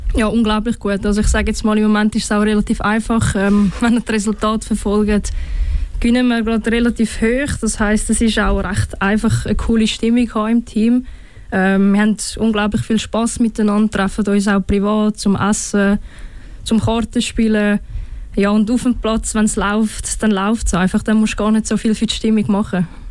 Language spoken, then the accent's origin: German; Winterthur, Zurich, Switzerland; ich bin in der Stadt aufgewachsen, Stadt Winterthur